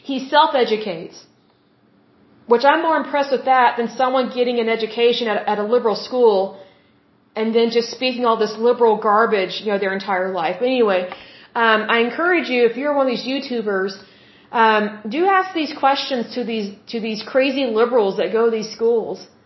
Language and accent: English; Oklahoma, United States; I'm from Oklahoma, which is the Bible Belt.